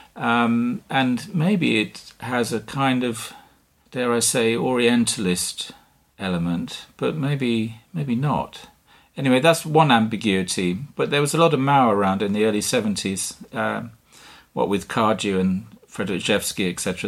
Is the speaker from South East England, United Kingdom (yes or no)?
yes; Dover, South East England, United Kingdom; moved away; also born or lived in Dartmoor, Devon / Norfolk / London / Vilnius, Lithuania; I was born in Dartmoor in Devon, and at a very young age, I moved to Dover in Kent, and I grew up on the cliffs, the White Cliffs, above the town